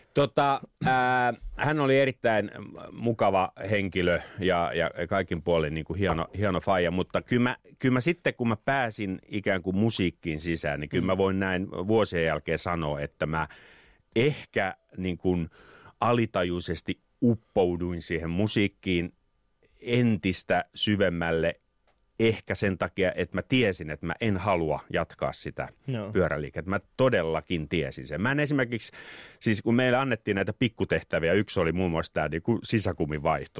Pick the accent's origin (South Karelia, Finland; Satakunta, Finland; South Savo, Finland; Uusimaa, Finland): Uusimaa, Finland; Helsinki; Mä olen kasvanut Maunulassa, Maunula. Pohjois-Helsingissä